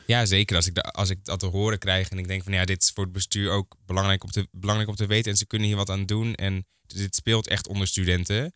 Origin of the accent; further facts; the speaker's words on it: Hoorn, North Holland, Netherlands; now in Amsterdam, Netherlands; Ik kom eigenlijk uit Horen. Ja. Eh, daar ben ik opgegroeid